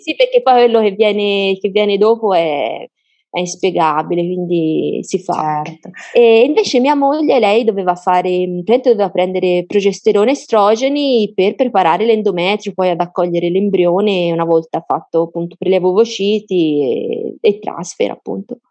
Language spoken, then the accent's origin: Italian; Florence, Tuscany, Italy; noi siamo di Firenze